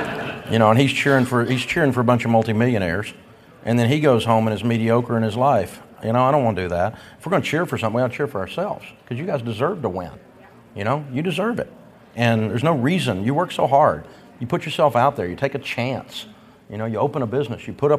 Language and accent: English; the South, United States; And I'm a Southerner. I mean, that Southern yell, you got to go, yeah!